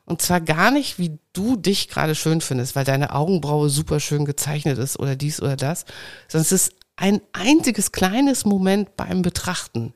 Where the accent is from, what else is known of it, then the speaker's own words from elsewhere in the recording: Saxony, Germany; ich bin geboren in Sachsen